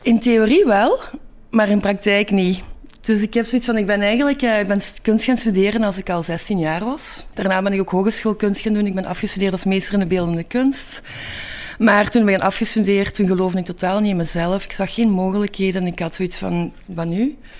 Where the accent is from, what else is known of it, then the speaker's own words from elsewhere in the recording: Hasselt, Flanders, Belgium; moved away as an adult; now in Antwerp, Belgium; ik ben geboren in Hasselt